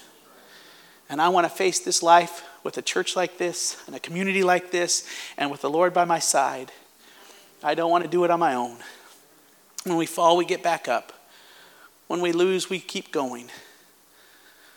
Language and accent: English; United States; moved away as an adult; also born or lived in Zambia; as American